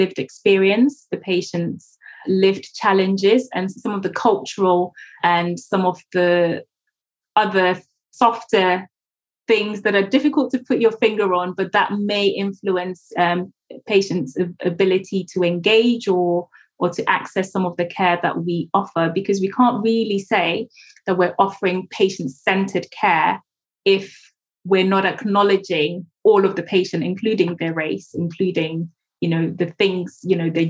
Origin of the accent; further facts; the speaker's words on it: Ghana; moved away; growing up in Ghana